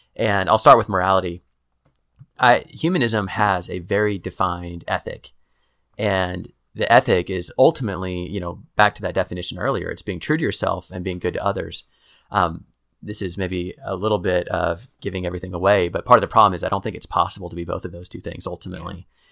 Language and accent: English; Kansas City, United States; moved away as an adult; now in Waco, United States; I'm from Kansas City